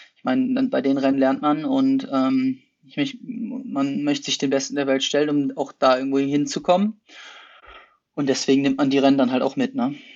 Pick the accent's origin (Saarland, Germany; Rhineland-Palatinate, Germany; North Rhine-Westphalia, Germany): North Rhine-Westphalia, Germany; Essen; moved away as an adult; also born or lived in Potsdam / Bochum / Netherlands / Heidelberg; now in Hennef, Germany; ich komme ursprünglich aus Essen